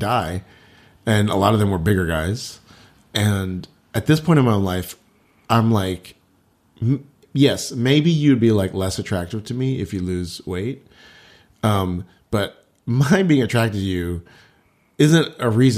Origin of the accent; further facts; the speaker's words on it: Texas, United States; I was Chinese growing up in Texas